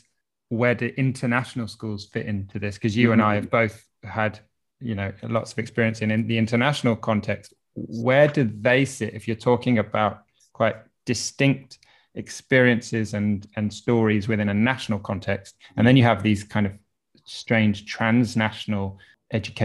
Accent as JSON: {"language": "English", "country": "United Kingdom", "said": "being British"}